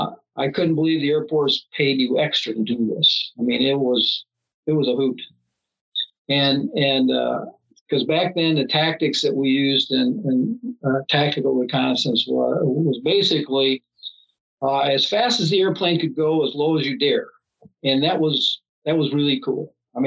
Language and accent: English; Minneapolis, Minnesota, United States; We came from Minneapolis, St. Paul, which probably had one of the first malls in the country, and that was her thing, was shopping malls.